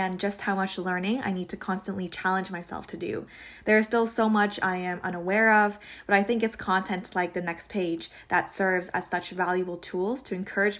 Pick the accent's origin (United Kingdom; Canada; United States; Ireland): Canada; Toronto, Ontario; I'm from Toronto, and I'm also a recent graduate of Ryerson University